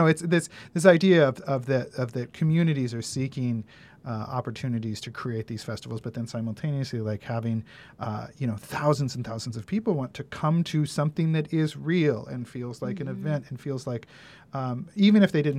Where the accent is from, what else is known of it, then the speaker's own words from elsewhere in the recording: Ridgefield, Washington, United States; now in Santa Barbara, United States; That's my hometown has the 4th of July parade. We have the small town, Ridgefield, Washington, 4th of July parade.